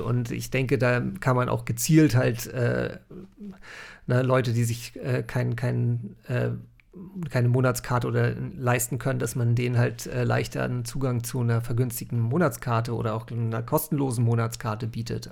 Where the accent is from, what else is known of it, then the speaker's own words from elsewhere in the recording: North Frisia, Schleswig-Holstein, Germany; ich bin hier in Nordfriesland aufgewachsen